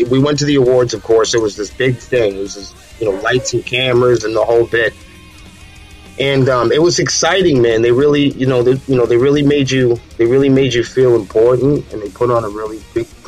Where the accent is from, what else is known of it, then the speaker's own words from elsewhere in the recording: Manchester, New Hampshire, United States; again, we're from Manchester, New Hampshire, and that's a that's a very big town. It's a very dense, small town um, in southern New Hampshire.